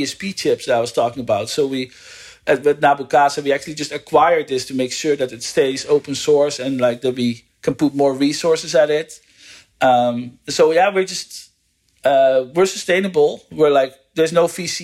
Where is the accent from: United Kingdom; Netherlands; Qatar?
Netherlands; moved away as an adult; also born or lived in United States; now in California, United States; I'm from the Netherlands and I live in the US.